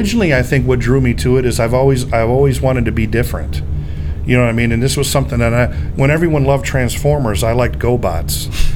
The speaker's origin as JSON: {"language": "English", "town": "Park Forest", "region": "Illinois", "country": "United States", "tie": "born or raised there", "lives_now": "Schererville, United States", "said": "This is where I lived. I'm from Illinois originally."}